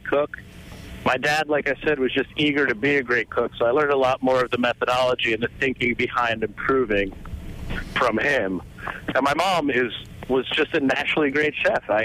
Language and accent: English; New Jersey, United States; born or raised there